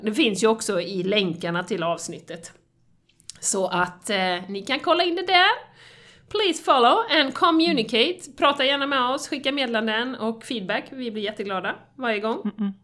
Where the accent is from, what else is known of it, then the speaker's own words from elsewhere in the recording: Sweden; som svensk